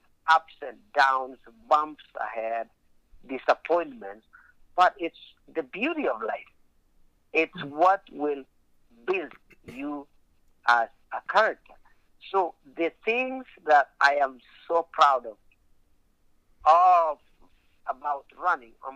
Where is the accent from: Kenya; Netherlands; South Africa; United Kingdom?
Kenya; also born or lived in Alaska; now in United States; if I had some challenges growing up in Kenya